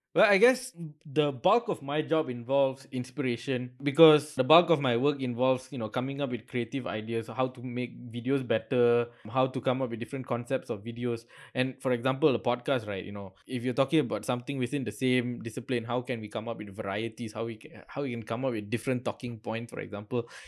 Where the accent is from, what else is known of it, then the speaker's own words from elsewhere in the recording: Seremban, Negeri Sembilan, Malaysia; now in Kuala Lumpur, Malaysia; my hometown is in Seremban.